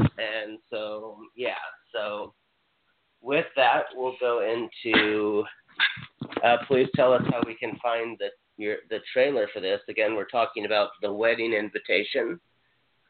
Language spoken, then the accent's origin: English; Hawaii, United States; I'm from Hawaii.